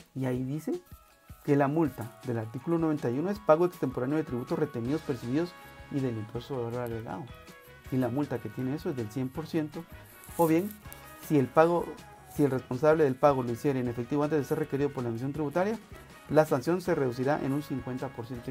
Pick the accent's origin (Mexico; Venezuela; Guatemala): Guatemala; los guatemaltecos